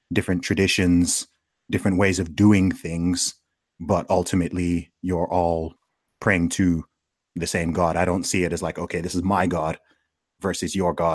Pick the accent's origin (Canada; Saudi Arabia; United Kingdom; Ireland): Saudi Arabia; maybe because I grew up in Saudi Arabia, so I grew up in the most Islamic country that exists.